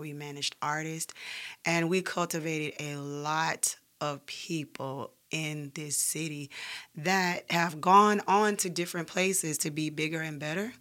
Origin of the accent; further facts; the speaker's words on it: Birmingham, Alabama, United States; moved away as an adult; also born or lived in Graysville, Alabama / Roebuck, Alabama / Center Point, Alabama; now in Atlanta, United States; I'm born and raised here